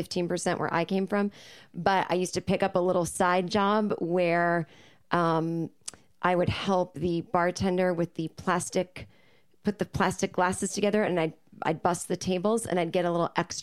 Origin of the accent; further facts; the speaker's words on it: suburbs of Boston, Massachusetts, United States; moved away as an adult; now in Los Angeles, United States; So lived with my parents in the suburbs.